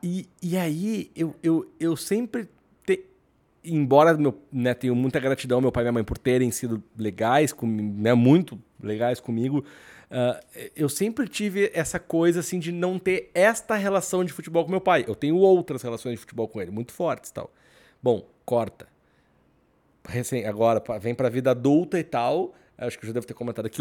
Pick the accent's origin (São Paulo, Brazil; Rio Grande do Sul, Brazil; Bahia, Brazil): Rio Grande do Sul, Brazil; Eu sou do Rio Grande do Sul